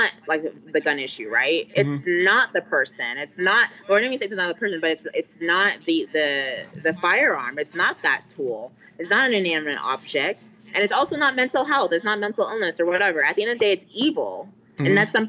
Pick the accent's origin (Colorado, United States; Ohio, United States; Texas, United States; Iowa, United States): Texas, United States; Carrollton; moved away; I grew up in Carrollton, Texas